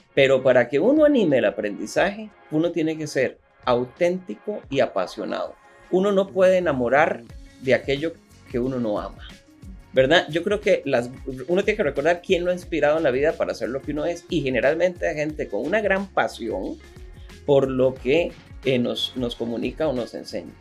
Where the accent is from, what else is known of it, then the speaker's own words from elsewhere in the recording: Costa Rica; así somos los ticos